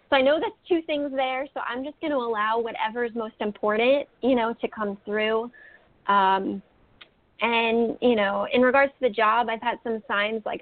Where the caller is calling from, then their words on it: New Jersey, United States; I'm calling from New Jersey.